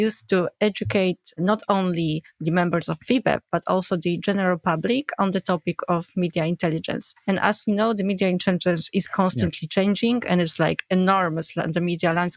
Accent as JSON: {"language": "English", "country": "Poland", "said": "I'm from Poland"}